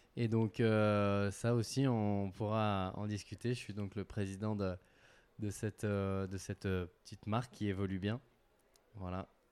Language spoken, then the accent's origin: French; Gap, Provence-Alpes-Côte d'Azur, France; now in Annecy, France; j'habite à Annecy, mais je suis originaire de Gap dans les Alpes du Sud où j'ai passé la plus grosse partie euh, de mon enfance, de mon adolescence